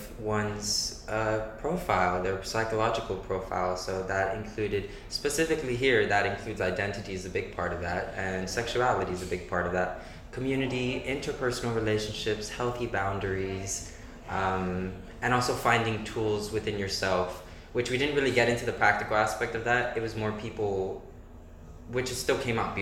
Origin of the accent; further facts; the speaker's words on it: Miami, Florida, United States; moved away as an adult; now in Vienna, Austria; I'm from Miami, Florida.